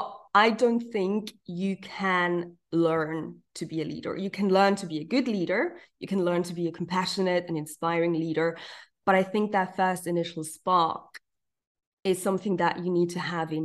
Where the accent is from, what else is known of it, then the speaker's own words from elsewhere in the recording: Zurich, Switzerland; English is a second language; also born or lived in New York, United States; I'm not a native English speaker. I'm literally from Zurich. I was born and bred in Zurich.